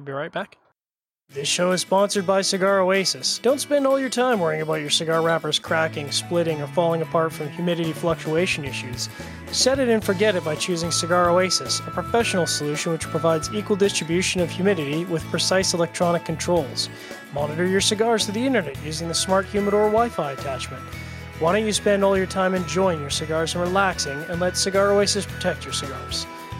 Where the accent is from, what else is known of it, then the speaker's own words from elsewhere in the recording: Canada; as a Canadian